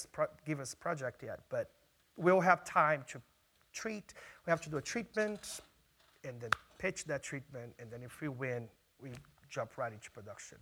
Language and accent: English; Brazil; now in New York City, United States; I'm from Brazil